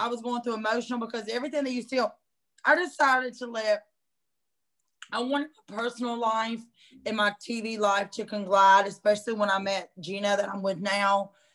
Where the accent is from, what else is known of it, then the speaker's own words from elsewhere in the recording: Hampton, United States; moved away as an adult; also born or lived in South Georgia; I moved back to my hometown, which was Hampton, back in 2014